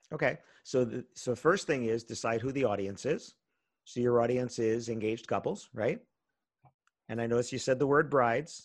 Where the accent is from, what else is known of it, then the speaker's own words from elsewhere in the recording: New York area, United States; I grew up in the New York area